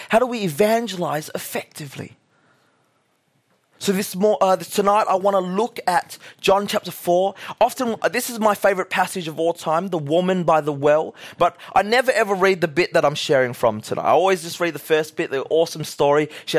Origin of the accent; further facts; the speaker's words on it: Australia; We're all Australian. Woo, yeah, Australia was.